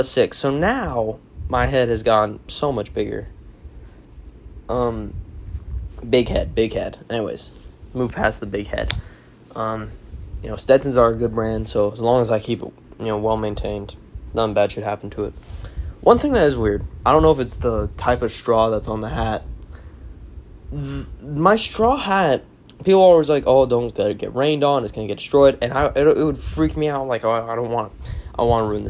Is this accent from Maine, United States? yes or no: no; Arizona, United States; I am from the West, Arizona, obviously